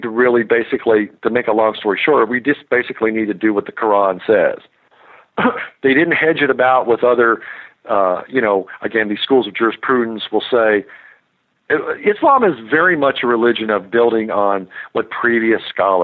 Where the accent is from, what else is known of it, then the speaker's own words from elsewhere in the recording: Kentucky, United States; I grew up in Kentucky